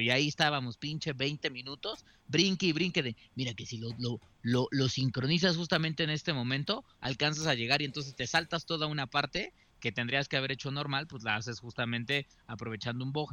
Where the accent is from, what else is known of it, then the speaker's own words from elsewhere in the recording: Mexico; siendo mexicano